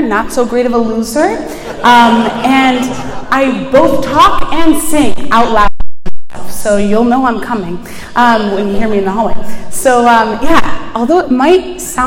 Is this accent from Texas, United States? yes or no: no; Buffalo, New York, United States; moved away as an adult; now in Washington, D.C., United States; I am originally from Buffalo, New York, which is not anywhere close to New York City